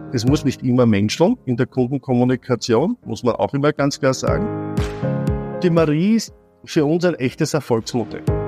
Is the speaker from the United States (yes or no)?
no; Vienna, Austria; ich bin als Jüngster im Bunde, also von Vieren bin ich äh, wie meine Eltern äh, und meine Geschwister aus São Paulo retour gekommen, sind in Wien zurechtgekommen